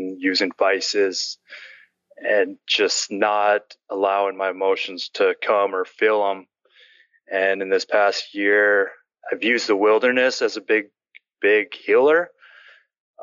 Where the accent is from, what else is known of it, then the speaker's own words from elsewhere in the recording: Bush Alaska, United States; I grew up in Bush, Alaska